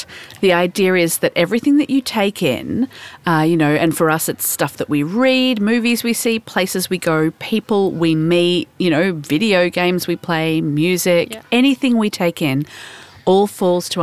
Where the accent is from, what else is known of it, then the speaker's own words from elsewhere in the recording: Melbourne, Victoria, Australia; I'm from Melbourne